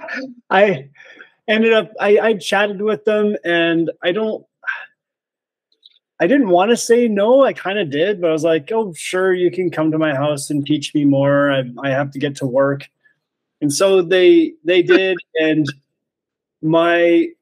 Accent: Grande Prairie, Alberta, Canada; now in Creston, Canada; I'm from Canada originally, but not Creston. No, okay. I was born in Alberta, much further north in Grand Prairie

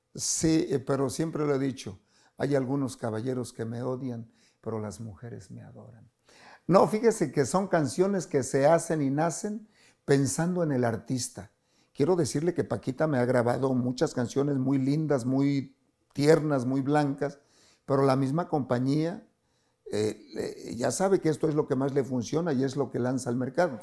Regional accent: Catemaco, Veracruz, Mexico; moved away; mi pueblo, Catemaco, tiene una laguna preciosa

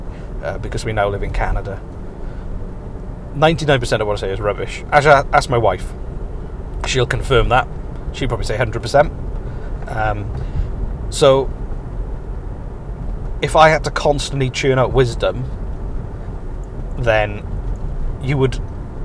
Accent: Wales, United Kingdom; moved away; I'm Welsh.

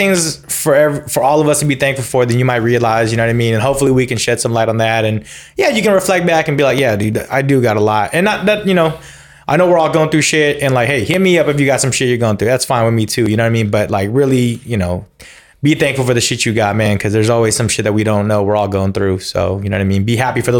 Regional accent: Union City, United States; my hometown Union City

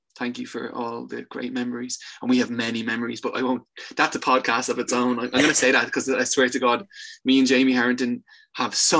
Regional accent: Dublin, Leinster, Ireland; I'm from Tala. I'm from Tala.

